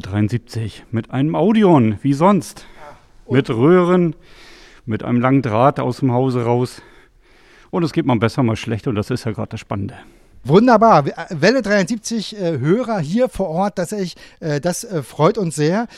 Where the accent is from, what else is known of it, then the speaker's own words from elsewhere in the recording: Grabow, Mecklenburg-Vorpommern, Germany; Ich komme aus Grabo in Mecklenburg.